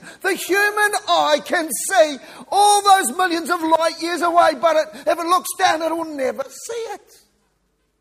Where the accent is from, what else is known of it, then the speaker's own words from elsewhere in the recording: New Zealand; moved away as an adult; also born or lived in Kiwi; now in Victoria, Australia; I'm a New Zealander